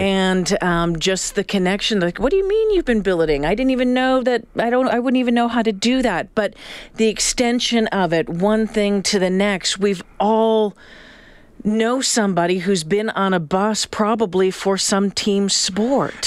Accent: Canada; growing up in Canada

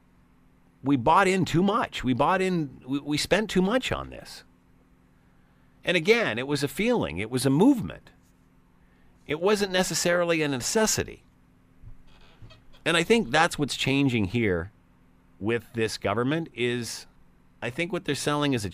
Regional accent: Ontario, Canada; being Ontarians

